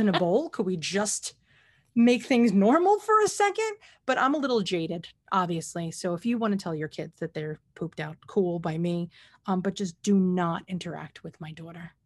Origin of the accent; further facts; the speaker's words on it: New York City, New York, United States; as a New Yorker